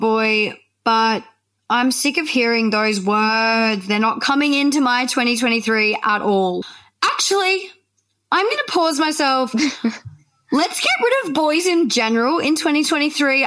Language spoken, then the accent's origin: English; Australia; we're Australian, we add like the E I onto the end of the word